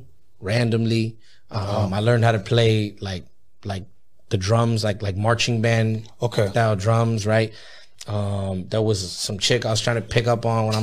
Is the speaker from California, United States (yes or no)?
yes; Ontario, California, United States; I grew up in the Inland Empire, man, in a little city called Ontario